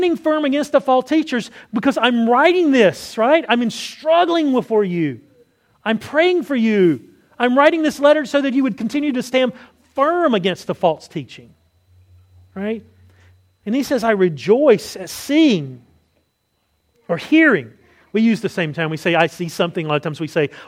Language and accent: English; North Carolina, United States; accent: Southern; moved away; my home state of North Carolina